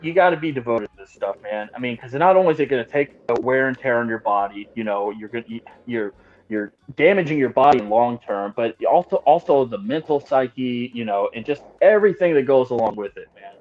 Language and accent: English; Austin, Texas, United States; now in Kansas City, United States; where I'm from in Texas, I'm from the Austin area